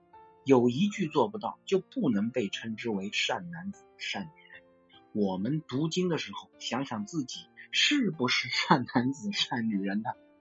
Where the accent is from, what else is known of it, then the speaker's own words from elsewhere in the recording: China; 我们中国人有文化，中华文化在孝这一块是没有代沟。